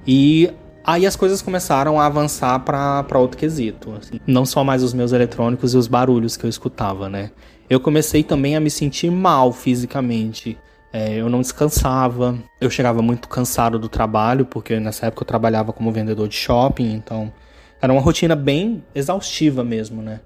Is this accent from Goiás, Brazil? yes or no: yes; Goiânia, Goiás, Brazil; moved away as an adult; now in Rio de Janeiro, Brazil; eu sou natural de Goiânia e atualmente eu moro no Rio de Janeiro.